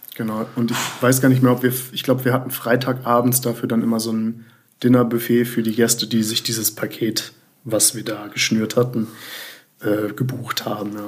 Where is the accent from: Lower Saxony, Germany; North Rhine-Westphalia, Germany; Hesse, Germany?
North Rhine-Westphalia, Germany; Bonn; also born or lived in Bremerhaven / Melbourne; so geboren bin ich in Bremerhaven. Ah, ja, klar. Aber seit meinem zweiten Lebensjahr bin ich in Bonn aufgewachsen